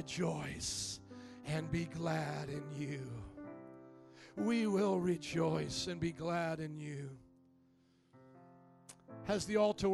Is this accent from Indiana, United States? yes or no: yes; Indiana, United States; moved away as an adult; also born or lived in New Orleans, Louisiana; I was from the Midwest, very similar to Chicago culture, Indiana